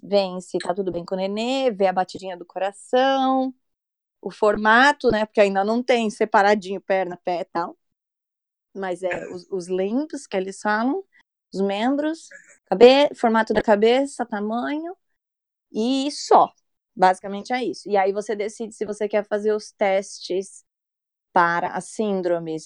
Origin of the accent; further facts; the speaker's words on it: São Paulo, Brazil; moved away as an adult; now in England; eu sou de São Paulo, mas eu moro fora do país, vai fazer oito anos